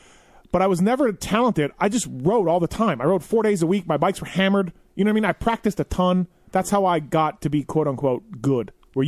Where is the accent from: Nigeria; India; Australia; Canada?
Canada; growing up in Canada